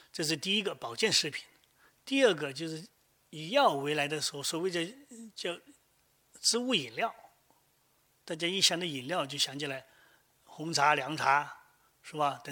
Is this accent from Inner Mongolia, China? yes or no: no; Guangdong, China; 我们广东人是饭前喝汤，